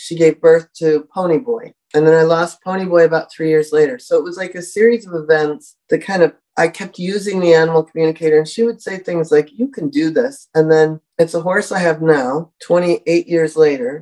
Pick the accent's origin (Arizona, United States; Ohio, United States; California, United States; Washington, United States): Washington, United States; Seattle; I grew up in Seattle